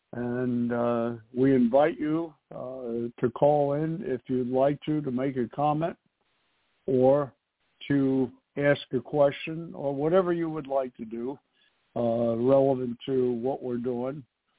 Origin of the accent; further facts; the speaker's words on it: New York City, New York, United States; I was born and raised in New York City.